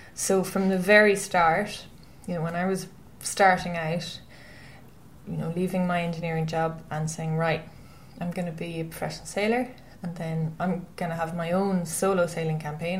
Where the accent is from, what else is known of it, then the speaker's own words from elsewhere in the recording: Westport, Connacht, Ireland; I'm from Westport in County Mayo, and I grew up there